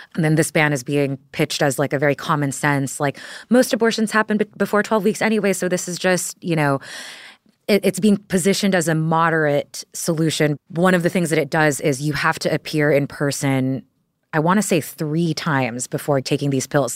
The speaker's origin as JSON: {"language": "English", "region": "Texas", "country": "United States", "moved": "yes", "said": "I'm from Texas"}